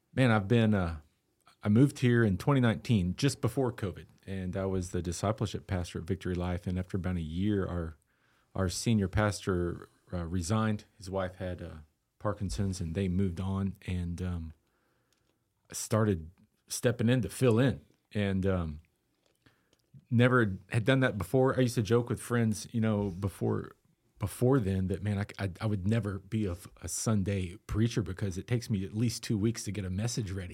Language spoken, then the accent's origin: English; Austin, Texas, United States; also born or lived in Eastland, Texas; now in Lubbock, United States; I was born in Austin and, um, lived there till I was thirteen